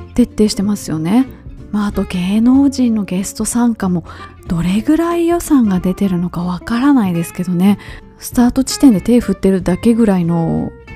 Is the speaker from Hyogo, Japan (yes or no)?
yes; Kobe, Hyogo, Japan; 私の地元の神戸マラソン